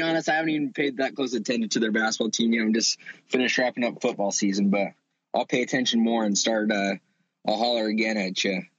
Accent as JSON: {"language": "English", "town": "Ogden", "region": "Utah", "country": "United States", "said": "I'm from Ogden"}